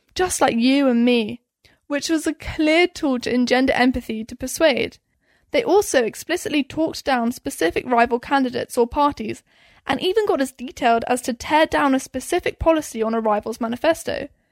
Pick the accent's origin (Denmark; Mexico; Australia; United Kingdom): United Kingdom; now in United States; as a Brit